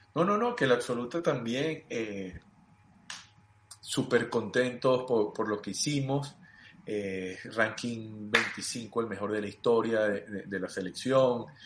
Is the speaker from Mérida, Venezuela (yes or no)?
yes; Mérida, Venezuela; also born or lived in Los Teques, Venezuela; mi mamá y mi papá deciden irse a Mérida, mi mamá iba a estudiar en la ULA, y nos vamos a Mérida